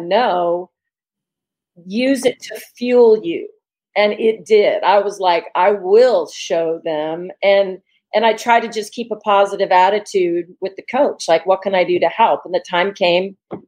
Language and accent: English; Indiana, United States; I come from Indiana